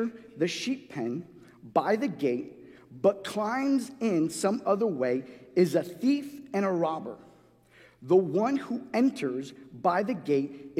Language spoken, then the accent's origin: English; New York City, New York, United States; also born or lived in Guatemala; growing up in New York City